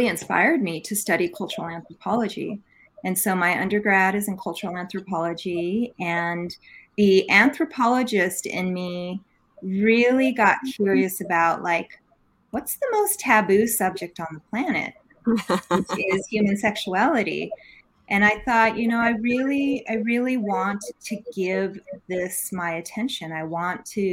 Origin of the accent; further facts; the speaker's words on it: New Mexico, United States; I'm born and raised native girl here from New Mexico. And I grew up in a rural part of the state